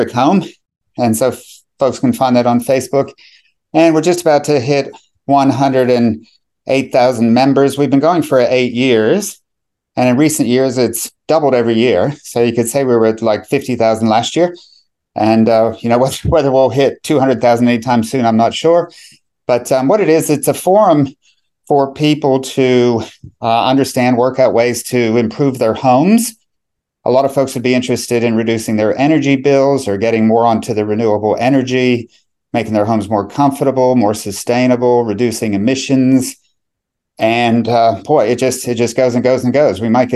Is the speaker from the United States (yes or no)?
yes; United States; moved away as an adult; now in Melbourne, Australia; I grew up in America, but permanently migrated to Australia, to Melbourne